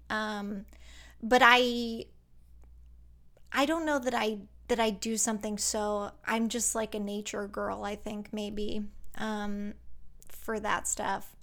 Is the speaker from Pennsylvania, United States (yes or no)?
yes; Pennsylvania, United States; now in Los Angeles, United States; I was born in Pennsylvania and grew up in a town where, like, everybody went to church on Sunday